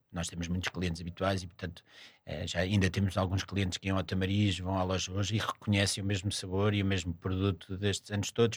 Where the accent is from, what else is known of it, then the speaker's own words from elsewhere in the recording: Cascais, Lisbon, Portugal; os meus pais trabalhavam o verão todo, portanto não havia aqui grandes férias, as minhas férias eram todas passadas em Cascais